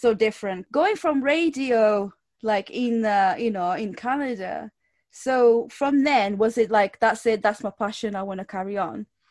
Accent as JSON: {"language": "English", "country": "Portugal", "second_language": "English", "moved": "yes", "lives_now": "United Kingdom"}